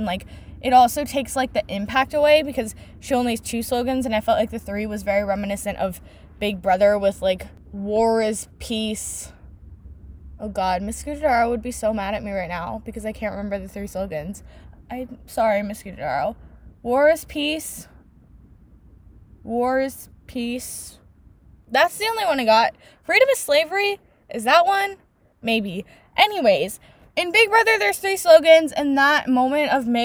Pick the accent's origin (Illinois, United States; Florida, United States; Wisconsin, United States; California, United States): California, United States; Silicon Valley; I literally live in the Silicon Valley. I have for my entire 18 years of existence